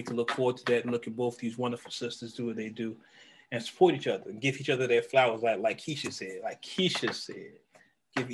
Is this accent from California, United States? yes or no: yes; the Bay Area, California, United States; I'm from the Bay.